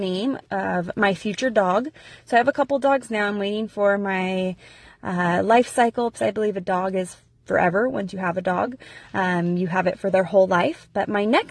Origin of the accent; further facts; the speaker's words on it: California, United States; moved away as an adult; now in Idaho, United States; I was born and raised in California.